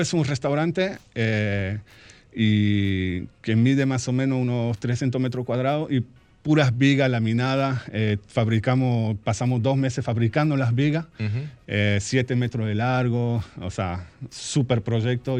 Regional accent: France; also born or lived in Argentina; now in Santiago, Dominican Republic; Franco-argentino. Yo nací en Argentina y desde chiquito me fui a vivir a Francia y viví toda mi vida, la educación, todo, todo, en Francia.

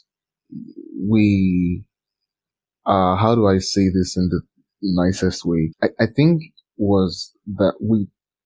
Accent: Lagos, Nigeria; I'm from Nigeria

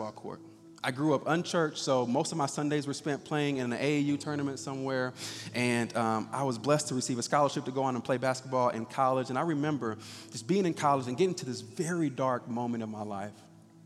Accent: Indianapolis, Indiana, United States; I was born and raised right here in Indianapolis

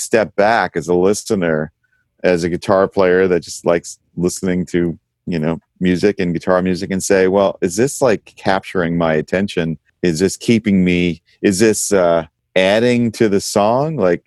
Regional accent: New York, United States; I grew up in New York

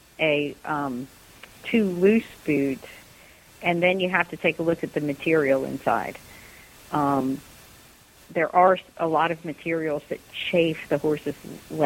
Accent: United States; as an American

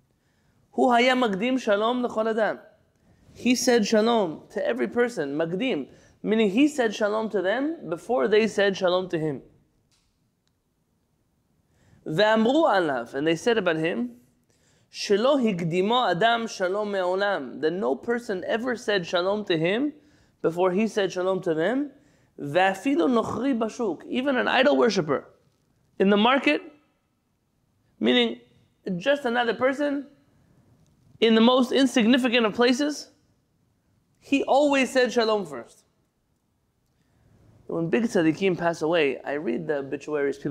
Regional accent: San Diego, California, United States; as a San Diego kid growing up

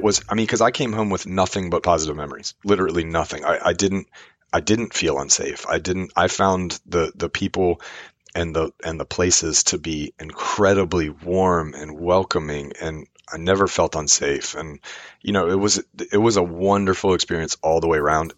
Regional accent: Richmond, Virginia, United States; I'm from Richmond, Virginia.

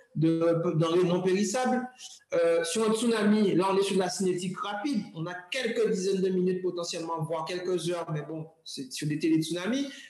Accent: Guadeloupe; moved away; also born or lived in Europe; en tant que Guadeloupéen

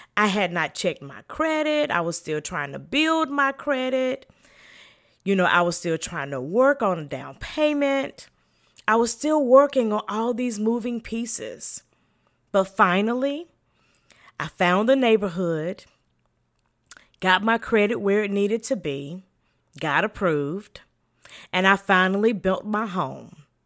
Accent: the South, United States; I am from the South and in the country

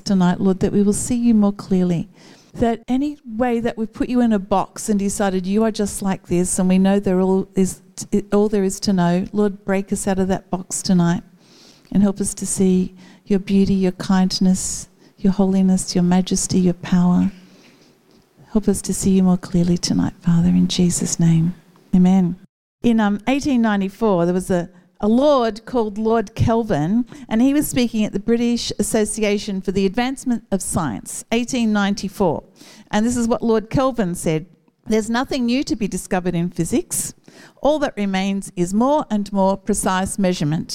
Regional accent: Newcastle, New South Wales, Australia; When I was a child, I grew up in Northlampton and my grandparents lived in Waratah

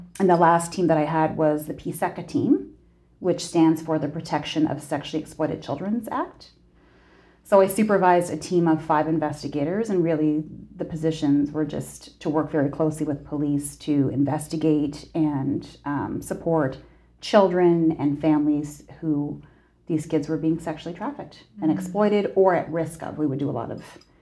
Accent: Saint John, New Brunswick, Canada; moved away as an adult; also born or lived in Fredericton, New Brunswick; now in Nova Scotia, Canada; I was born and raised in St. John, New Brunswick

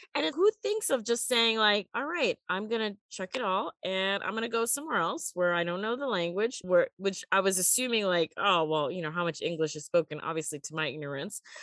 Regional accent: United States; moved away; also born or lived in Beijing, China; I'm an American

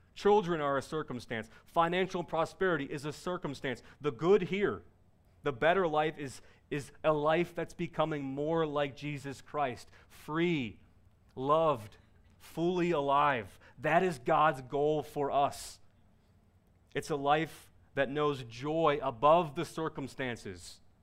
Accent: Cincinnati, Ohio, United States; I was born in Cincinnati, Ohio

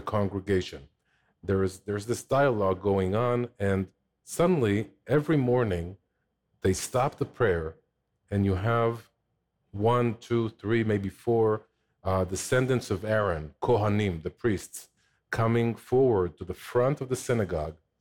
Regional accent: Jerusalem, Jerusalem District, Israel; moved away as an adult; also born or lived in Samaria; now in Ofra; I grew up in Jerusalem

